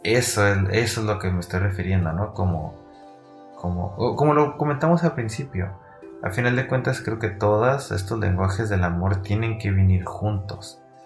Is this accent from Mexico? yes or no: yes; Mexico; como mexicanos, que somos un poquito más cálidos